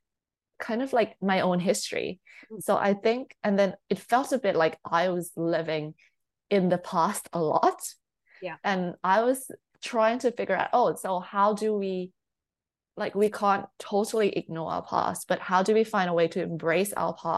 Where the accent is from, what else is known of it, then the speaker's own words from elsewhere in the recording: Thailand; I'm not from the UK or I'm not from the US, so I'm like born and raised in Thailand